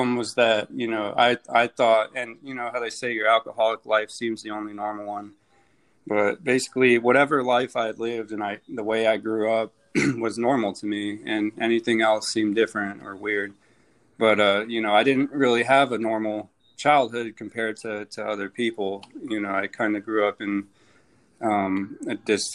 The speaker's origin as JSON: {"language": "English", "town": "Phoenix", "region": "Arizona", "country": "United States", "moved": "as an adult", "lives_now": "Jacksonville, United States", "said": "I'm from Phoenix, Arizona."}